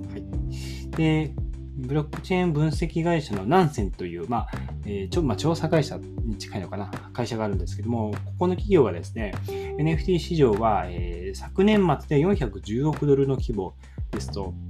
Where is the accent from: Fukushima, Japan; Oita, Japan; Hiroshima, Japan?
Hiroshima, Japan; now in Kanagawa, Japan; 僕出身は広島の方なんですけど